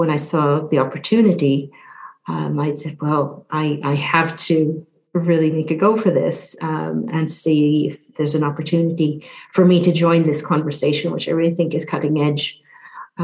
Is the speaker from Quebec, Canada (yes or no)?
no; Newfoundland and Labrador, Canada; moved away as an adult; also born or lived in Southeast Asia; now in United Kingdom; I'm from Newfoundland, which is in the eastern part of Canada, born on the island of Newfoundland, part of the province of Newfoundland and Labrador.